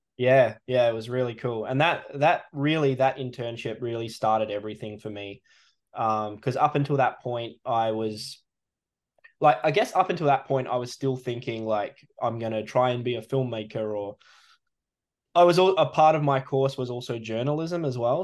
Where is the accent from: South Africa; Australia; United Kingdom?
Australia; country WA, Western Australia; born or raised there; also born or lived in New Zealand; now in east coast, Australia